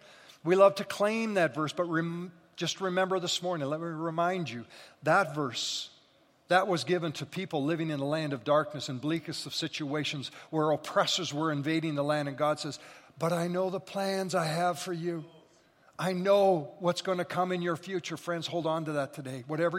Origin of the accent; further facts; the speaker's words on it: Scotland, United Kingdom; So again, being Scottish and hungry, those two things are lethal together.